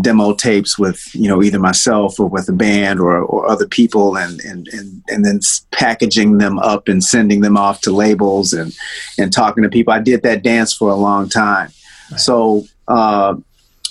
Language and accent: English; Detroit, Michigan, United States; also born or lived in Nashville, Tennessee; Well, I was born in Nashville, and my family left Nashville when I was probably 4 years old, and then we moved to Detroit.